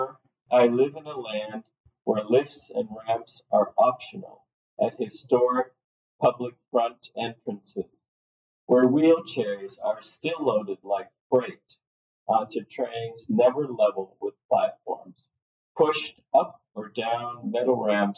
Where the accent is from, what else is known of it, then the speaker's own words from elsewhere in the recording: Cleveland, Ohio, United States; moved away as an adult; also born or lived in Lakewood, Ohio; now in Netherlands; I was born and raised in Cleveland.